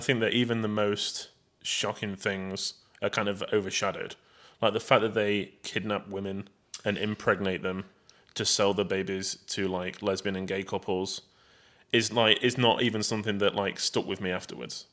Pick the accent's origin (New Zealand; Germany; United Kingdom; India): United Kingdom; England; I'm English, British